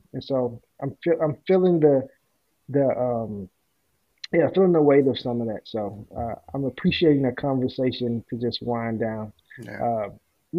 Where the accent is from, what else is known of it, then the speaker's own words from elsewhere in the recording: Memphis, Tennessee, United States; moved away as an adult; also born or lived in Texas / Detroit metro area, Michigan; now in Detroit, United States; I am from Memphis, Tennessee, born and raised